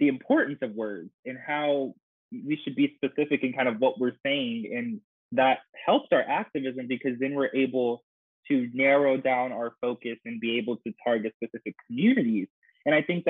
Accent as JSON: {"language": "English", "region": "Texas", "country": "United States", "tie": "born or raised there", "said": "my home state of Texas"}